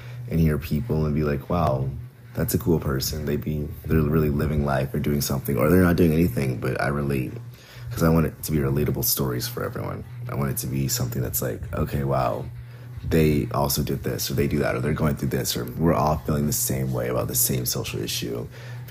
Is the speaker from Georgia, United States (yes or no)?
yes; Atlanta, Georgia, United States; also born or lived in New Jersey; I'm born and raised in Atlanta, Georgia. I used to live in New Jersey for a bit in high school, and then I came back down for college.